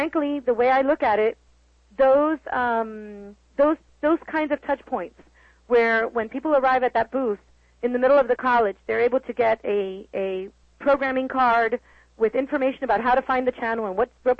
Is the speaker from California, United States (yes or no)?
yes; Los Angeles, California, United States; now in Miami, United States; I was born in Los Angeles